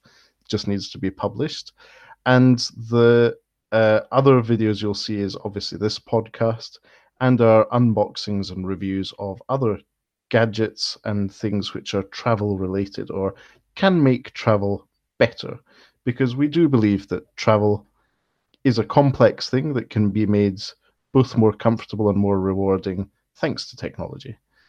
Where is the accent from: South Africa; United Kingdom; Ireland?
United Kingdom; Scotland; accent: Scottish; I may have currency issues and translation issues due to my Scottish accent